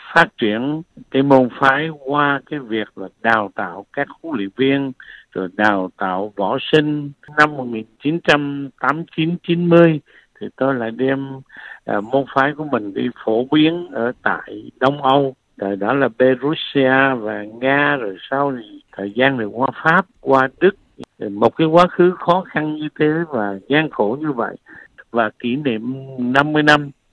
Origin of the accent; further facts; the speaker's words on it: Phu Yen, Vietnam; moved away; also born or lived in Da Lat / Nha Trang / Ho Chi Minh City; Tôi sinh ra lớn lên ở Phú Yên